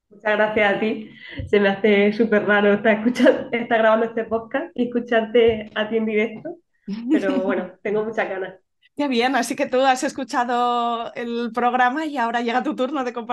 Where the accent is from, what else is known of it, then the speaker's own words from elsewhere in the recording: a village in Granada, Andalusia, Spain; moved away as an adult; now in Málaga, Spain; pues nosotros vivimos en Málaga, aunque somos de un pueblo de Granada